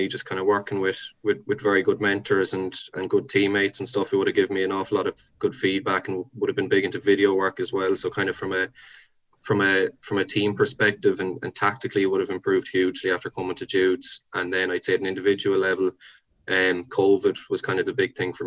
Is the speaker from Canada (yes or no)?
no; Templenoe, Munster, Ireland; moved away as an adult; now in Dublin, Ireland; would have grown up playing football in Temple Now